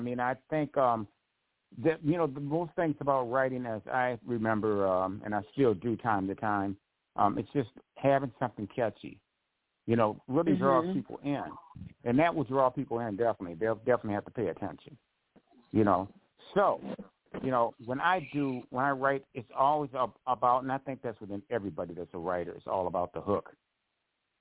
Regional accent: Grand Rapids, Michigan, United States; also born or lived in Detroit, Michigan; when I was staying in my hometown in Grand Rapids

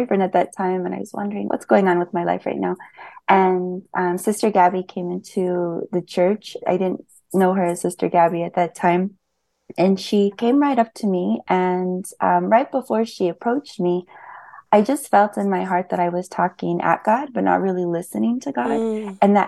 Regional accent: Bisbee, Arizona, United States; I'm from Bisbee, Arizona, close to the U.S.-Mexico border.

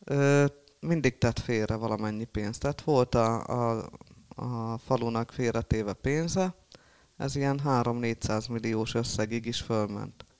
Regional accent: Halmajugra, Heves, Hungary; also born or lived in Eger; Ott élek jó régóta, mióta születtem

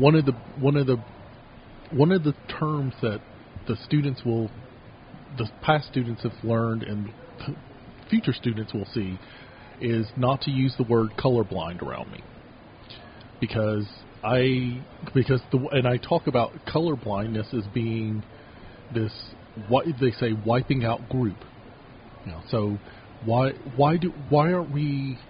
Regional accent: Kentucky, United States; now in Utah, United States; the county I grew up in mostly in town I grew up in in Kentucky

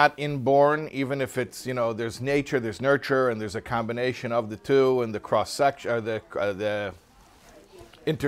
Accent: Chicago, Illinois, United States; I'm from Chicago, middle America.

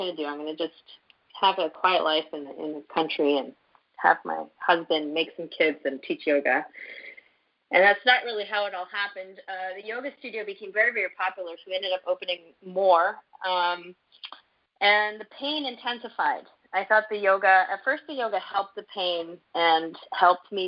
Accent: Canada; also born or lived in Montreal; as a Canadian

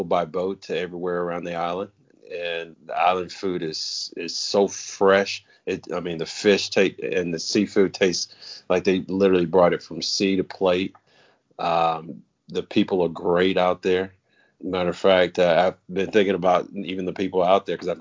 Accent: Texas, United States; I'm from Texas

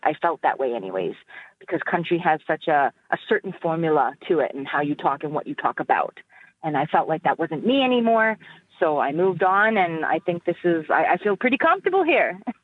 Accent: northern Alberta, Canada; now in Edmonton, Canada; I'm originally from the Treaty 8 territory in northern Alberta

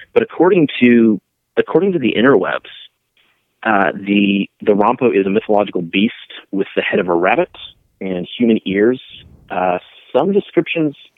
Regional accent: Colorado, United States; now in Nashville, United States; I'm from Colorado

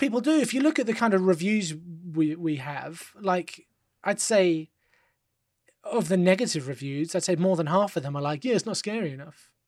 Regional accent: London, United Kingdom; I live in England, you know, I'm from London

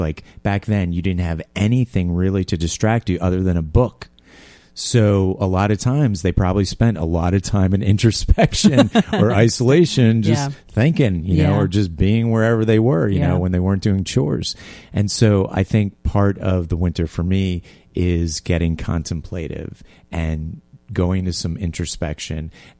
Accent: Tarrytown, New York, United States; Well, I grew up in Tarrytown, yeah.

